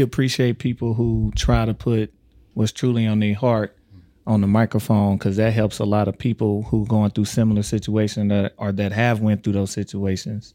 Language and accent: English; Tyler, Texas, United States; now in Omaha, United States; I'm from Texas